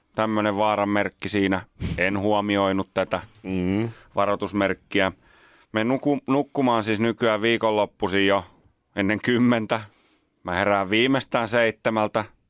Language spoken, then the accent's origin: Finnish; Nummela, Uusimaa, Finland; mä oon Nummelasta